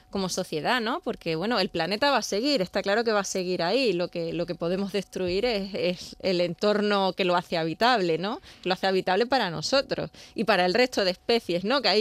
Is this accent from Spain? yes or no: yes; Extremadura, Spain; also born or lived in Seville; Sí, sí, sí, pero bueno, aquí nací, aquí venía los veranos, nada menos que los veranos, cuando todos os vais, yo venía aquí